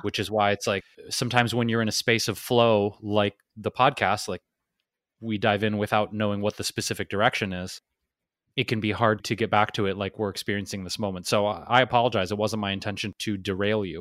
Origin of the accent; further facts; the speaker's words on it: Detroit, Michigan, United States; being where I'm from, Detroit